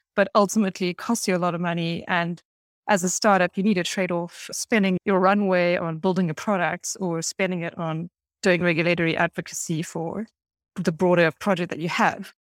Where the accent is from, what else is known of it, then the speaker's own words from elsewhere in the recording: Cape Town, Western Cape, South Africa; moved away as an adult; also born or lived in Paris, France; I was lucky enough to be born and raised in beautiful Cape Town in South Africa